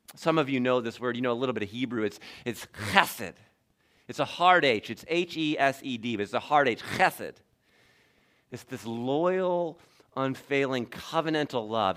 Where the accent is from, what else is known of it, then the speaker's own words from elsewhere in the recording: Toledo, Ohio, United States; I grew up in Toledo, Ohio